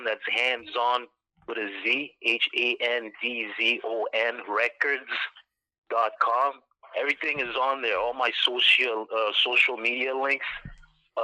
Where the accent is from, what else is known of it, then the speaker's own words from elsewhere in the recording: Ottawa, Ontario, Canada; I'm from Canada, from Ottawa to be exact, like not too far from Toronto